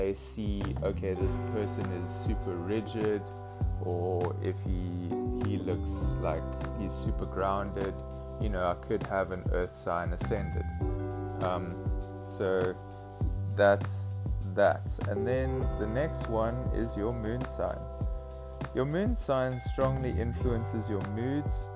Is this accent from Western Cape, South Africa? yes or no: yes; Cape Town, Western Cape, South Africa; I'm currently 22 years old and I'm from Cape Town, South Africa